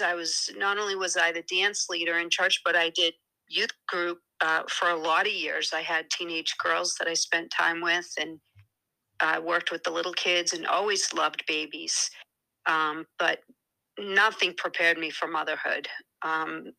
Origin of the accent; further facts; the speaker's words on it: Boston, Cape Cod, Massachusetts, United States; accent: Boston; I'm not from Boston, although I was originally born in Boston